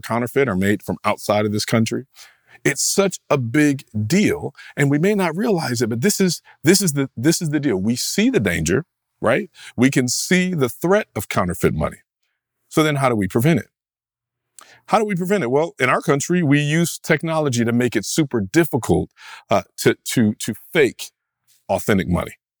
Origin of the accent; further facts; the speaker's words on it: United States; American, rugged, individualist Christians